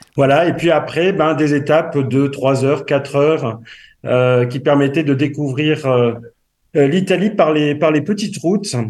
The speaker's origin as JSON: {"language": "French", "region": "south-west France", "country": "France", "accent": "south-west French", "said": "suis plutôt du, sud-ouest de la, de la France comme mon accent peut le faire euh, le, permet de l'entendre"}